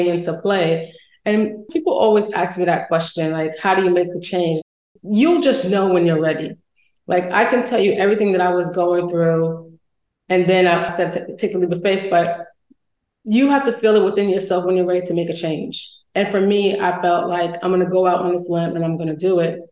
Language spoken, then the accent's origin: English; New York City, New York, United States; I am from Brooklyn